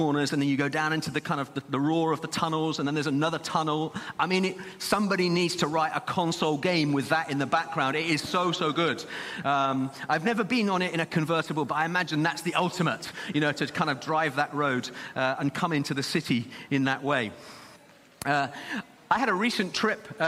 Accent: Zimbabwe; now in Birmingham, United Kingdom; young lad growing up in Zimbabwe, we lived quite some way out of the city

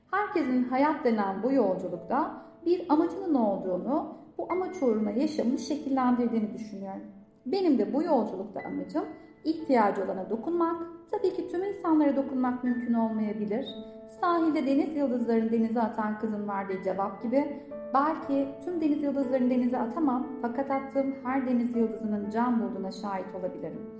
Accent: Gaziantep, Turkey; profesyonel koç ve öğrenci koçuyum. Gaziantep'liyim, 33 yaşındayım, İşletme fakültesi mezunuyum.

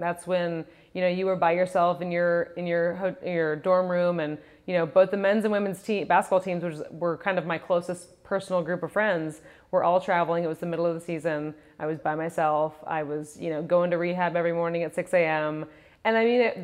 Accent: Santa Monica, California, United States; also born or lived in Rhode Island; I was born and raised in Santa Monica, super close

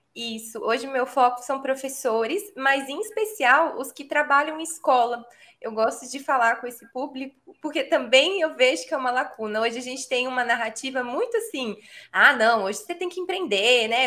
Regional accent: São Paulo, Brazil; moved away as an adult; now in Belo Horizonte, Brazil; Eu nasci em São Paulo, mas eu moro em Minas há, sei lá, mais de uma década

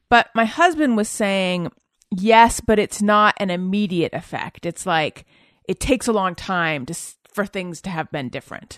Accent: Southern California, United States; also born or lived in New York; I'm from Southern California originally

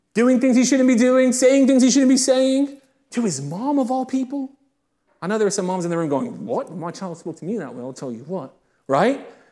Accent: United Kingdom; I'm not American, I am British

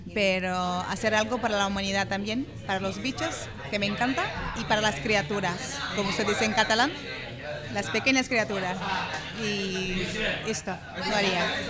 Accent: Brazil; Spanish is a second language; moved away; vengo de Brasil, de un país que, que sufre de muchas deficiencias

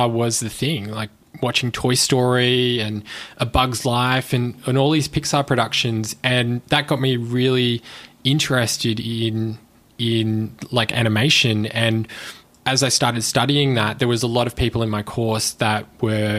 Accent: Brisbane, Queensland, Australia; also born or lived in Melbourne; I grew up mostly in Brisbane. I was born in Melbourne, but grew up in Queensland.

